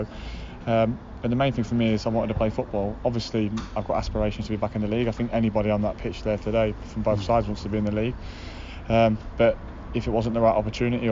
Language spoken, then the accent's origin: English; Nottingham, East Midlands, United Kingdom; also born or lived in Watford; I'm actually from Nottingham. I'm born and bred in Nottingham